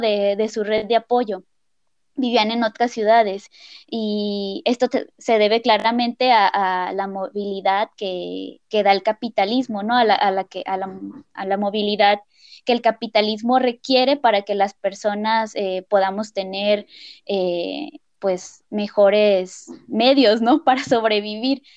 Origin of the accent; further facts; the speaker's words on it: Colima, Mexico; moved away as an adult; now in San Luis Potosí, Mexico; soy de Colima, pero tengo cinco años viviendo en San Luis Potosí